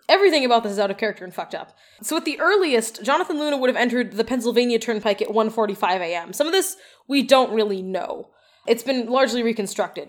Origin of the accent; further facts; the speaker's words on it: Edmonton, Alberta, Canada; As a child growing up in Edmonton